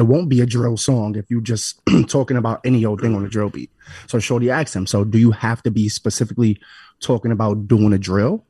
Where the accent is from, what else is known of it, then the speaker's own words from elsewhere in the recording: New York City, New York, United States; because I'm from New York City, born and raised